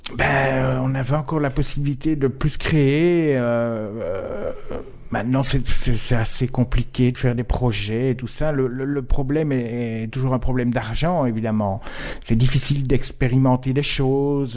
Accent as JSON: {"language": "French", "town": "Verviers", "region": "Wallonia", "country": "Belgium", "accent": "Verviers", "moved": "yes", "lives_now": "Brussels, Belgium", "said": "ça fait 30 ans que j'habite à Bruxelles et j'ai toujours des intonations d'accent de vervier."}